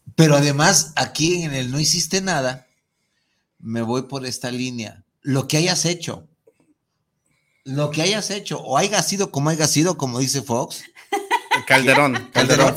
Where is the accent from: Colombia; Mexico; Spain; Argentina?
Mexico; los mexicanos éramos los más celosos del planeta